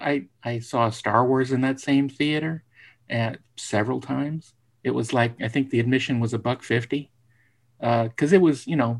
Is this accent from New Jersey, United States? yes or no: yes; New Jersey, United States; where I grew up in New Jersey